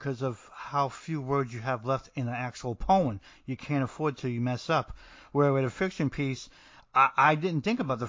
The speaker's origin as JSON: {"language": "English", "region": "New Jersey", "country": "United States", "said": "I'm from New Jersey"}